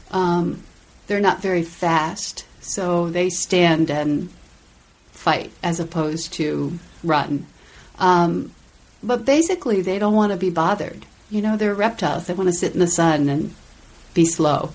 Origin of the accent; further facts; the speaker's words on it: Silver Spring, Maryland, United States; from Washington D.C. Oh, actually, the Maryland suburbs, right outside the city